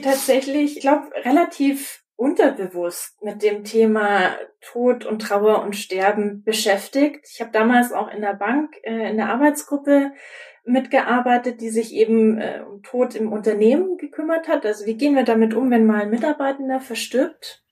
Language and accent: German; Augsburg, Bavaria, Germany; also born or lived in Munich; now in Nuremberg, Germany; Geboren bin ich in Augsburg